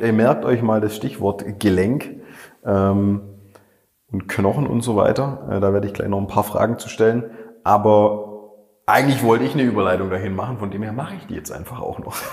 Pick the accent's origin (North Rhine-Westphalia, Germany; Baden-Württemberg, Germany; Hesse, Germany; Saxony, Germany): Baden-Württemberg, Germany; Schorndorf; Da habe ich auch noch selber im Remstal gewohnt, ich bin ja in Schondorf aufgewachsen